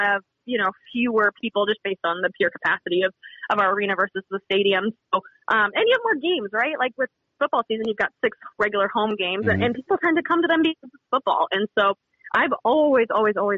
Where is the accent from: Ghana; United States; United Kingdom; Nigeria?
United States; Montana; Born and raised in Montana